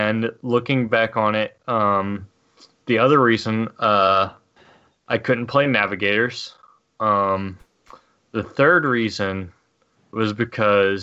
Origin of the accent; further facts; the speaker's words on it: United States; I'm an American.